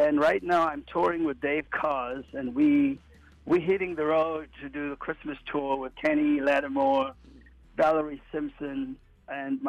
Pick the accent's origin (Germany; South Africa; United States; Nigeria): South Africa; Cape Town, Western Cape; moved away; I was born and raised in Cape Town, South Africa.